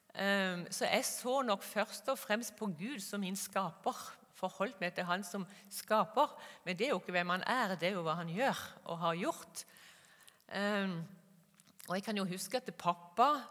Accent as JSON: {"language": "Norwegian", "town": "Kristiansand", "region": "Agder", "country": "Norway", "tie": "born or raised there", "also_born_or_lived": "Gjøvik / Molde", "moved": "as an adult", "said": "Jeg er født og oppvokst i Kristiansand på Sørlandet"}